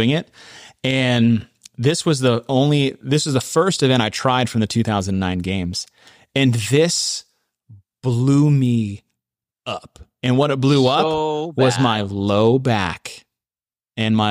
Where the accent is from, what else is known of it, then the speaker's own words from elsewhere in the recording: Texas, United States; my home state of Texas